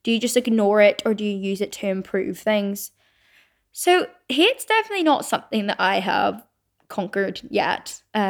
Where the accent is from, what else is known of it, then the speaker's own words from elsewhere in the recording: Belfast, Northern Ireland, United Kingdom; accent: Belfast; then I will subconsciously like really pronounce my like my Belfast accent.